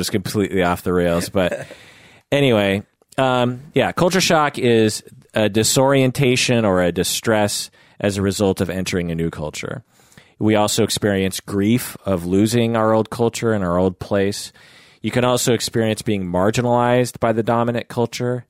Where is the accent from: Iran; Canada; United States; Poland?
United States; Seattle, Washington; I'm born and raised in Seattle, the Seattle area